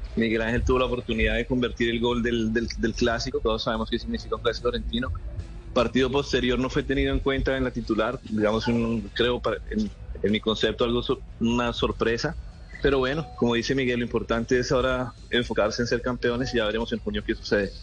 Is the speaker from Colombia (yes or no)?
yes; Colombia; tenemos los colombianos